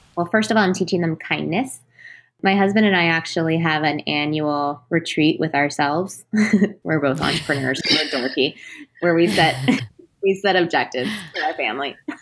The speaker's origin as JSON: {"language": "English", "region": "Texas", "country": "United States", "tie": "born or raised there", "said": "I was born and raised in Texas"}